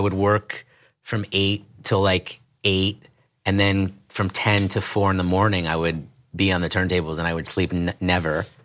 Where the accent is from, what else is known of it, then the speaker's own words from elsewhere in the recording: New York City, New York, United States; I grew up in the East Village in New York City